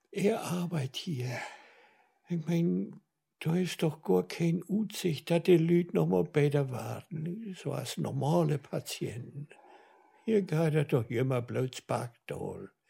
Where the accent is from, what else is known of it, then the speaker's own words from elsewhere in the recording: Bilsen, Schleswig-Holstein, Germany; Bilsen bi Barmstedt.